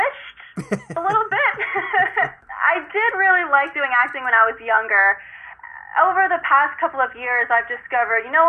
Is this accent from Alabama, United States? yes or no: no; California, United States; moved away as an adult; now in New York, United States; I'm from California, so everything of my life is in California